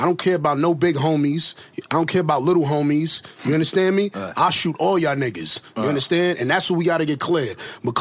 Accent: New York City, New York, United States; I'm from the East, like, my whole life.

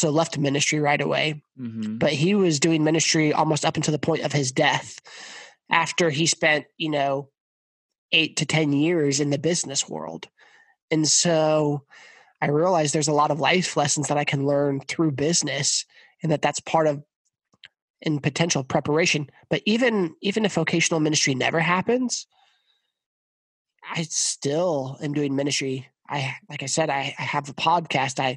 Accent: Hays, Kansas, United States; I grew up in Hayes, Kansas

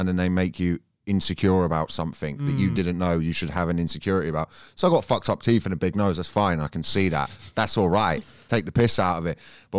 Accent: Thornton Heath, Croydon, London, United Kingdom; where I come from, Ford Heath, like it's the accent basically everyone has, or Croydon anyway.

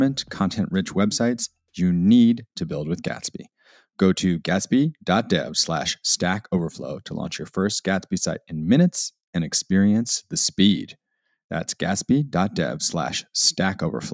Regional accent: United States; as an American

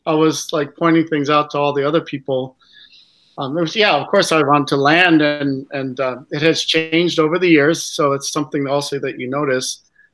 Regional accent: United States; as an American

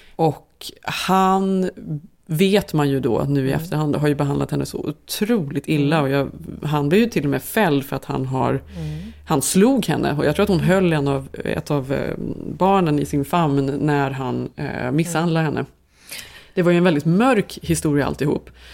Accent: Sweden; som svensk

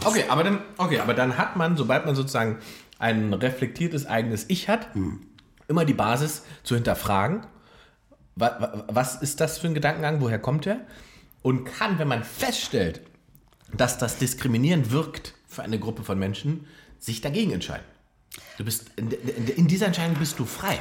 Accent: Berlin, Germany; ich komme aus Berlin, ich bin hier geboren

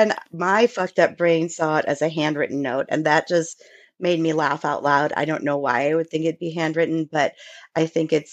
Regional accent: Midwest, United States; I'm definitely from the Midwest.

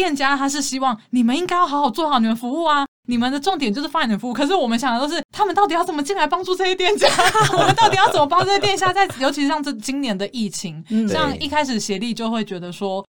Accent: Taipei, Taiwan; 身为台北人的我

